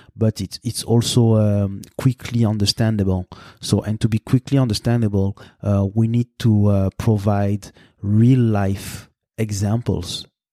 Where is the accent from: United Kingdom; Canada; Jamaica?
Canada; Montreal, Quebec; Montreal, which is my, uh, th-, this is, this is my hometown, basically